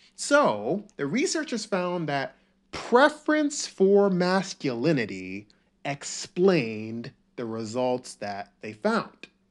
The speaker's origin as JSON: {"language": "English", "region": "the South", "country": "United States", "tie": "born or raised there", "also_born_or_lived": "Nigeria", "said": "I didn't really have an accent. I just grew up in the South and I pronounced all my words correctly"}